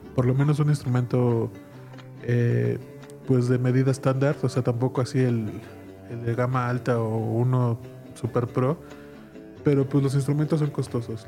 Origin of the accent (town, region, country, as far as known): Mexico